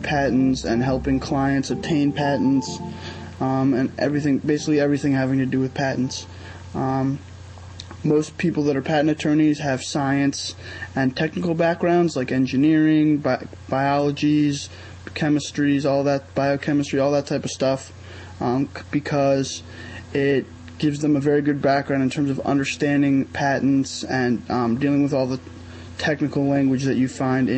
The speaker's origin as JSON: {"language": "English", "region": "New York", "country": "United States", "said": "I'm from New York."}